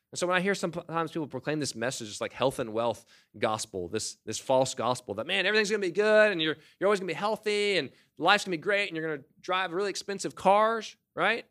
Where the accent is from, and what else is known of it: United States